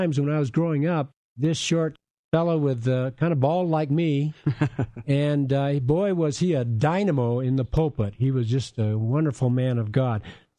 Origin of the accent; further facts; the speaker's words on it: Fort Yukon, Alaska, United States; born there; when I was born in Alaska, and my parents were missionaries along the Yukon River at Fort Yukon